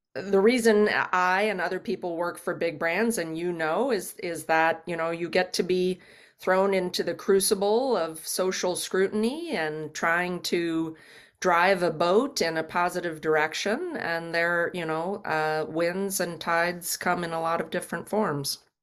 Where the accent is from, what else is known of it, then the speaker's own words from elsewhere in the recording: Kansas City, Kansas, United States; born and raised in Kansas City, Kansas